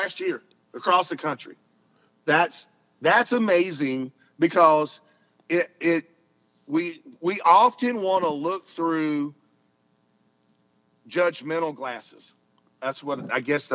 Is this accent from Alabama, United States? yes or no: yes; Alabama, United States; I'm a Southern boy. I'm from Alabama